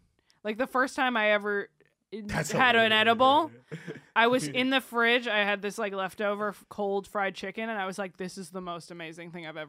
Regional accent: New Jersey, United States; I'm from Jersey

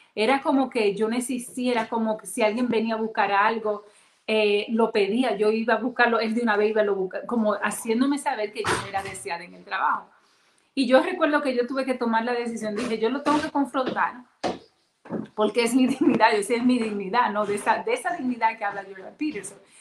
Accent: Dominican Republic; yo soy dominicana

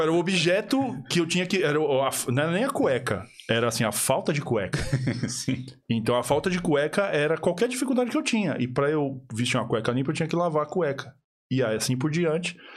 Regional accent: São Paulo, Brazil; moved away as an adult; now in Ireland; Eu sou de São Paulo

